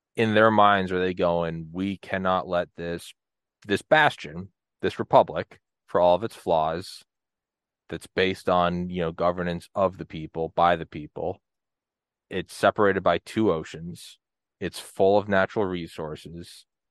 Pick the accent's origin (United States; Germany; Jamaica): United States; New England; moved away; also born or lived in Georgia; I lived in Georgia for fifteen years, but I'm from New England